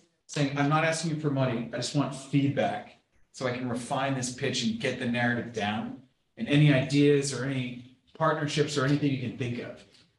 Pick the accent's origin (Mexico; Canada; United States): Mexico; Like, I'm from Mexico, you know, I don't, how am I supposed to know all these people in Silicon Valley, right?